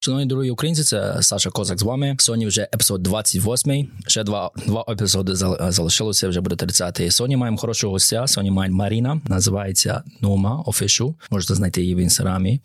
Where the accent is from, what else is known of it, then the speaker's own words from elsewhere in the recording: Khmelnytskyi, Khmelnytskyi Oblast, Ukraine; now in United Kingdom; я сам з Хмельницького